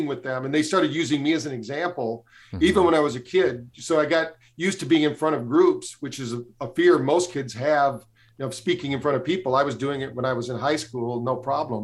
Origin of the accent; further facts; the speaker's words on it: Michigan, United States; I grew up in Michigan